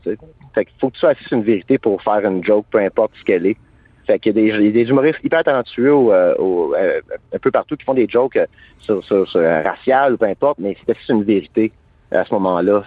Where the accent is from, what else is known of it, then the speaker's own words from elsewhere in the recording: Hawkesbury, Ontario, Canada; Je viens d'Oxbury, Ontario